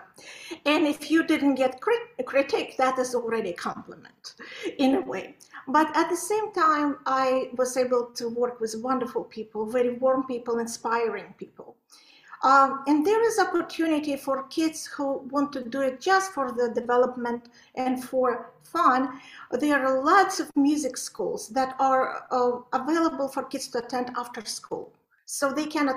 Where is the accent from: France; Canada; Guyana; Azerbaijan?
Azerbaijan; Baku; also born or lived in Belarus / Poland / Topeka, Kansas; now in United States; I was born in Baku, that is Azerbaijan, by Caspian Sea, the most gorgeous place. But I was studying in Belarus